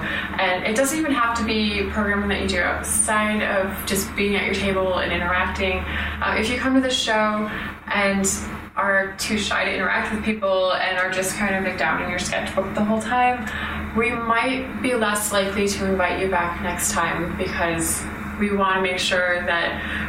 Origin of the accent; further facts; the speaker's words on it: Michigan, United States; I'm also from Michigan, and it turns out that Dan doesn't live far from here.